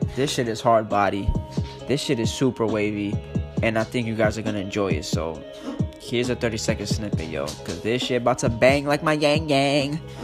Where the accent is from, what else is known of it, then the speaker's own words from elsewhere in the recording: New York City, New York, United States; I'm a New Yorker. I'm from the Bronx where it fucking started